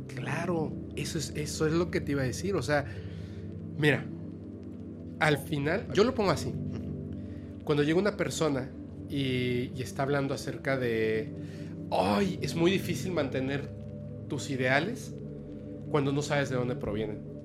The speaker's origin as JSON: {"language": "Spanish", "area": "Yucatán / Campeche", "region": "Yucatán Peninsula", "country": "Mexico", "said": "yo soy yucateco, campechano"}